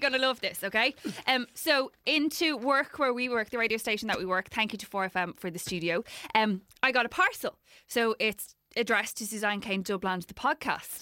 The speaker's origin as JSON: {"language": "English", "country": "Ireland", "said": "as Irish people"}